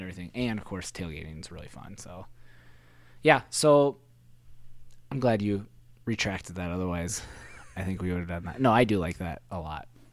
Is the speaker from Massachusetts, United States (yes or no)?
no; South Dakota, United States; also born or lived in Iowa; I went to an Iowa high school, but grew up, and my home of residence was a farm in South Dakota